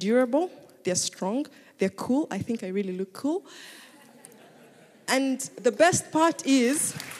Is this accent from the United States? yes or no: no; Uganda; I am from Uganda